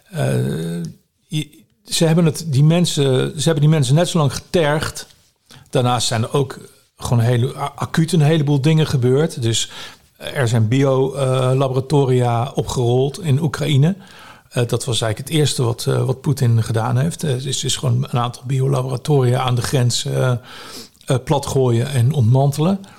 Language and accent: Dutch; Netherlands; Ik ben natuurlijk hier geboren. Eh, ik ben een Nederlander. Dus ik, ik denk niet dat ik eh, mijn, het land waar ik geboren ben, dat ik die zou verraden.